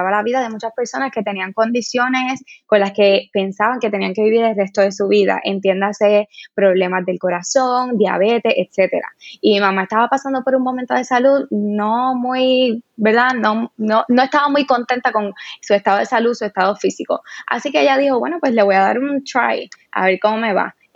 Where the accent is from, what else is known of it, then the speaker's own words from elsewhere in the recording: Cabo Rojo, Puerto Rico; bueno, yo soy de Cabo Rojo eh, y en ese momento las redes sociales tampoco eran como son ahora